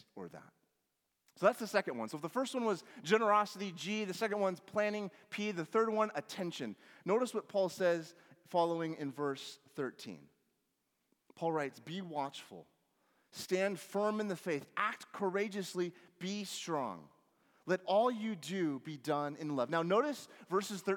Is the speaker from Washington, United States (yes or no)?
yes; Washington, United States; growing up in Washington